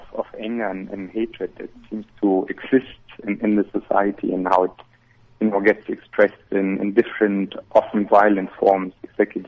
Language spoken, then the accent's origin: English; Germany; moved away as an adult; now in Pretoria, South Africa; I'm actually a German. I'm not a South African.